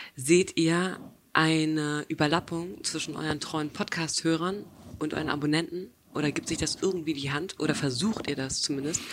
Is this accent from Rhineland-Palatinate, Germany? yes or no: no; Hamburg, Germany; aber ich bin Hamburgerin ursprünglich